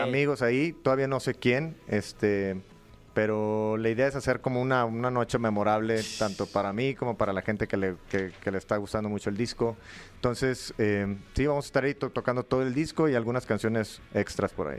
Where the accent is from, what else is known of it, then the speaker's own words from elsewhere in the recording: Matamoros, Tamaulipas, Mexico; moved away; also born or lived in Monterrey; de, donde soy yo, de, de Matamoros, viví en Monterrey también